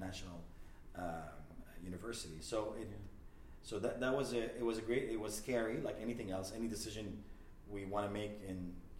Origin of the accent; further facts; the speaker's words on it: Lebanon; moved away as an adult; also born or lived in Montreal, Canada; now in Ontario, Canada; I was born in Lebanon.